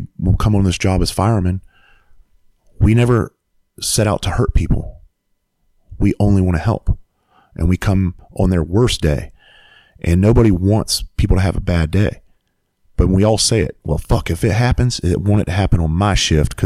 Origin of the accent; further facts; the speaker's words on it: Bluffton, South Carolina, United States; I went back home to my hometown, Bluffton, South Carolina